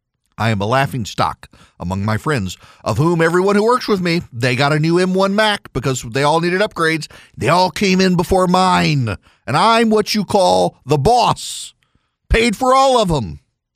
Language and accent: English; Dubai, United Arab Emirates; I am not well traveled in the United States. I grew up in Dubai.